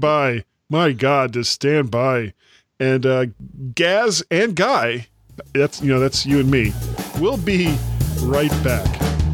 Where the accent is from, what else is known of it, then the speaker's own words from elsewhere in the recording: United States; I'm an American